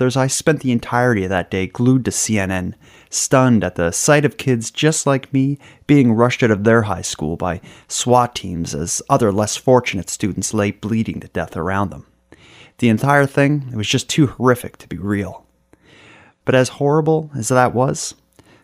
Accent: Halifax, Nova Scotia, Canada; I and the rest of Halifax's citizens

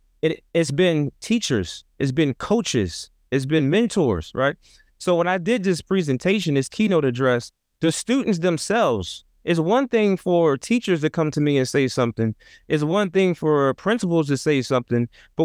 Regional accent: Trenton, New Jersey, United States; I come from an inner city context, I come from Trenton, New Jersey, 7 square miles, about 90,000 people

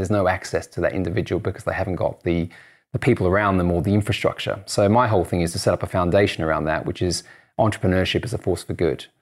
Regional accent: Australia; moved away as an adult; also born or lived in United States; now in United Kingdom; I'm Australian and I live in the U K

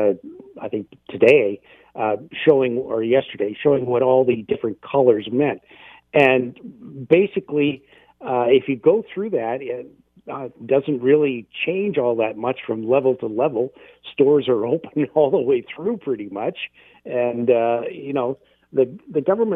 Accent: London, Ontario, Canada; now in Hamilton, Canada; my hometown of London

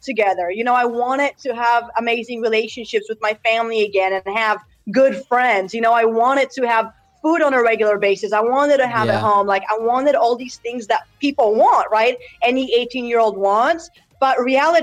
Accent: United States; also born or lived in Poland; I was born and raised in Poland, moved to America at 8 years old

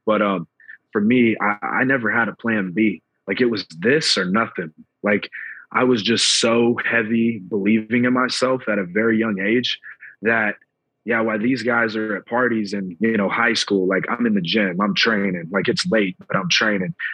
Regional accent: Atlanta, Georgia, United States; I'm from Atlanta

